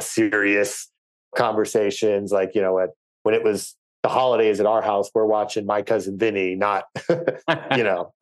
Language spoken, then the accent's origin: English; outside Philadelphia, Pennsylvania, United States; I grew up outside Philadelphia, kind of where Delaware, Pennsylvania, Maryland, and New Jersey all kind of meet.